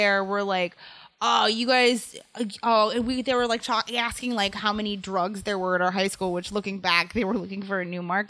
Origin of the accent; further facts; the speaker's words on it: New York, United States; there were so many fairs near where I grew up in the Hudson Valley